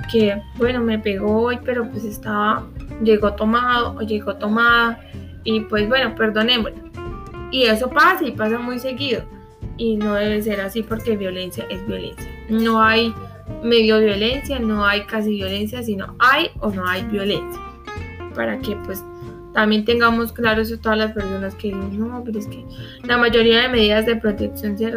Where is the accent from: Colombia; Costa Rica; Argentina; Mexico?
Colombia; nosotros tenemos la costumbre, como colombianos que somos, porque eso ya es cultura, de que acá no se hace nada